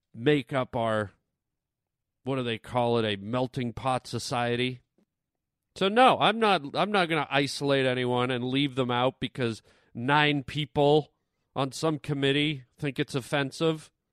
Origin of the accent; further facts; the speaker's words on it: Canada; I'm Canadian